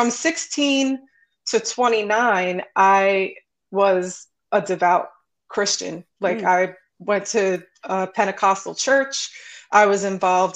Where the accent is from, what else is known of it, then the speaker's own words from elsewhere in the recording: New York City, New York, United States; I grew up in Brooklyn